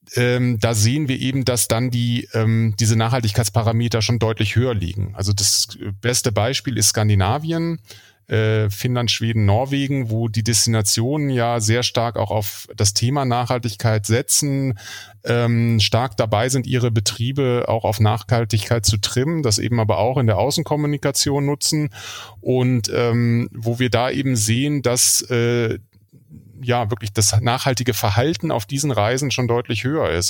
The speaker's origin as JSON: {"language": "German", "country": "Germany", "lives_now": "Kiel, Germany", "said": "wir als äh, Deutsche"}